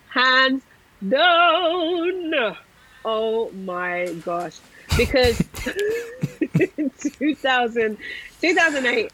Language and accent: English; London, United Kingdom; I'm a Londoner.